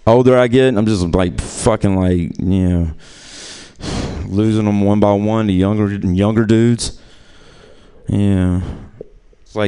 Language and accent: English; New Orleans, Louisiana, United States; I'm from New Orleans, Louisiana